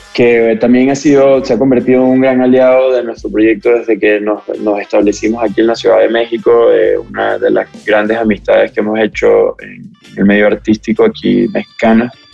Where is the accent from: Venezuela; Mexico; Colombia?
Venezuela; venimos de donde venimos, somos venezolanos, crecimos en el contexto de, bueno, los últimos 20 años de nuestro país